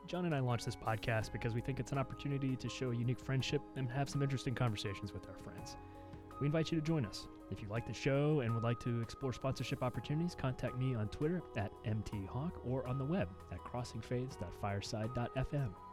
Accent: West Virginia, United States; moved away as an adult; now in Tennessee, United States; grew up in, grew up in West Virginia. Family mostly from Maryland.

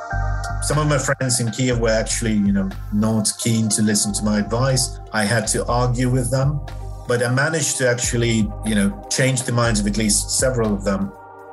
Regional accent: Minsk, Belarus; born there; also born or lived in Donetsk, Ukraine; I was born in Minsk in Belarus, but my mother is Ukrainian and my father is Russian. And I have lived in all three, including during the times of the Soviet Union. I lived in Donetsk for 4 years

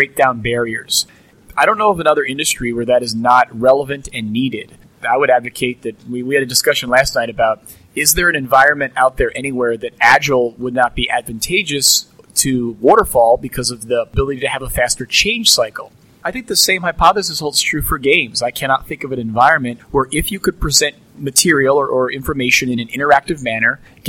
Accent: St. Louis, Missouri, United States; we're all from St. Louis

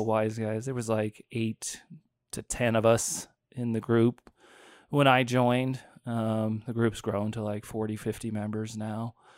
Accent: Fort Collins, Colorado, United States; I grew up born and raised in Fort Collins.

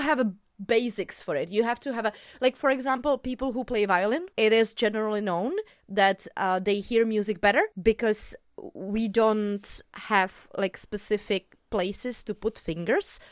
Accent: Bohemia, Czechia; English is a second language; I'm from Bohemia

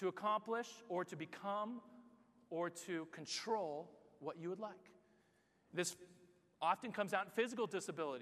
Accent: United States; moved away as an adult; now in Barcelona, Spain; I'm from America

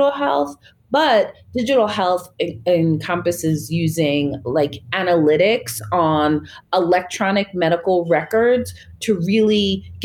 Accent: Long Island, New York, United States; moved away as an adult; now in Nairobi, Kenya; I am from Long Island, New York in the U.S.

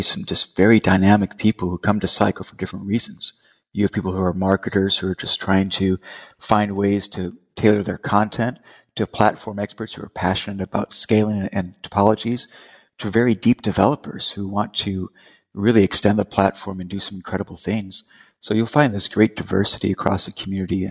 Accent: Las Vegas, Nevada, United States; now in Charlotte, United States; I'm originally from Las Vegas, Nevada. I now reside in Charlotte, North Carolina.

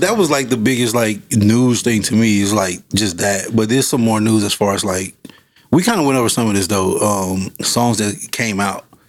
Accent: Fort Worth, Texas, United States; I'm from Fort Worth. If people know about Fort Worth, growing up in the 90s, Fort Worth was like

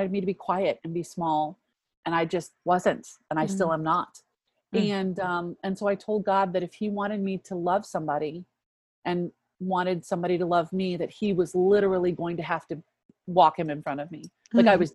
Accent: DC, District of Columbia, United States; I grew up outside of Washington, DC

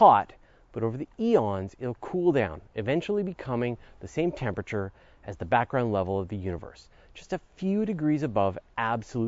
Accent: Canada; accent: Canadian; If you've heard me say oot and a boot, you know I'm a Canadian. And we Canadians are accustomed to a little cold.

